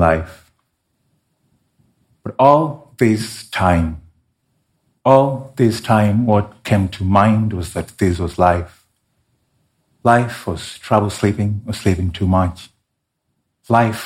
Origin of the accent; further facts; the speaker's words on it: Kenya; my home country of Kenya